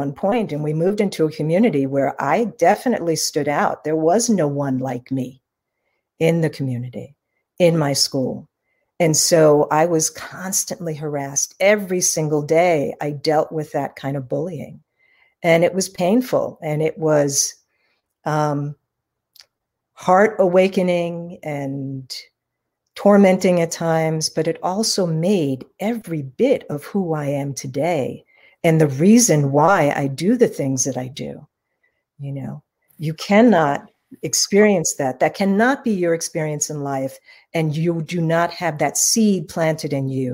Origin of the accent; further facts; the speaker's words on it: New York City, New York, United States; I was born and raised in New York City